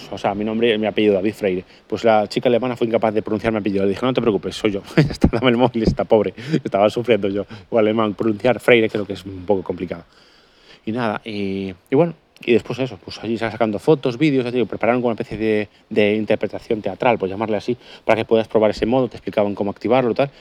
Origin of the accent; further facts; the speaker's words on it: Galicia, Spain; soy gallego